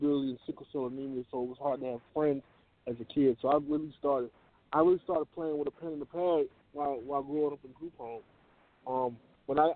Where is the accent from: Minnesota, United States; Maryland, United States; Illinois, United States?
Illinois, United States; Chicago; growing up in Chicago